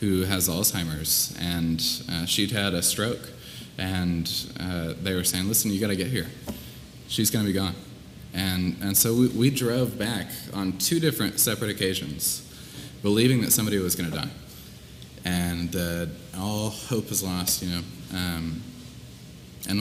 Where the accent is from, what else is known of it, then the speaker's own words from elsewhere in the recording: Columbia, Missouri, United States; moved away; my hometown, Columbia, Missouri.